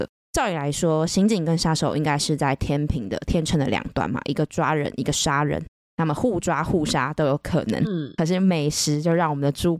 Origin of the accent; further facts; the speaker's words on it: Taipei, Taiwan; also born or lived in Xindian, New Taipei; 我们两个台北人，